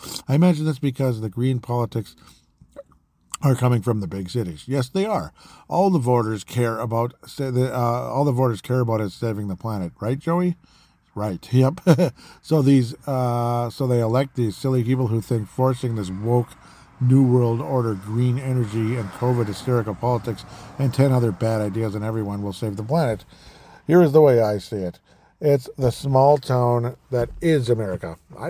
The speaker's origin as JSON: {"language": "English", "town": "Golden Valley", "region": "Minnesota", "country": "United States", "said": "I'm personally from Golden Valley, Minnesota"}